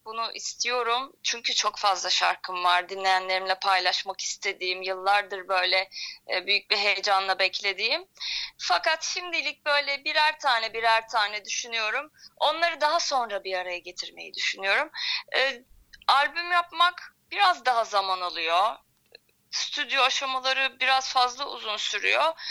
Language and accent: Turkish; İzmir, Turkey; moved away as an adult; also born or lived in Istanbul; ben İzmirliyim zaten. Yaklaşık bir 10 yıl kadar İstanbul'da yaşadım.